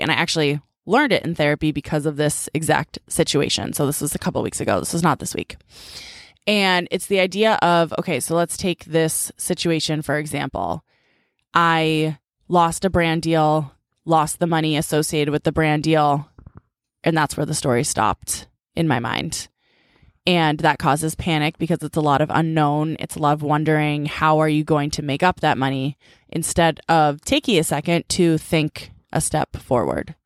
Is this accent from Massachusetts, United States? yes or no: yes; Needham, Massachusetts, United States; growing up in Needham